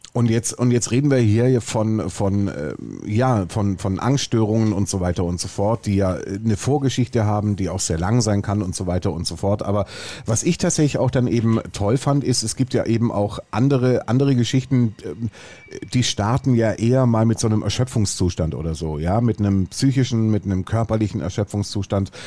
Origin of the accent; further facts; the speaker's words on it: Swabia, Germany; Ich bin Schwabe.